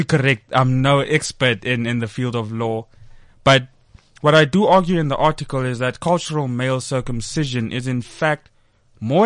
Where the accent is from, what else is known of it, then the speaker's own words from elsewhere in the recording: South Africa; myself being a South African